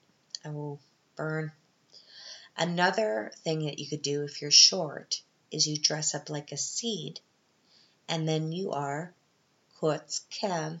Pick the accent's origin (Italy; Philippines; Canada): Canada; now in Vienna, Austria; I'm Canadian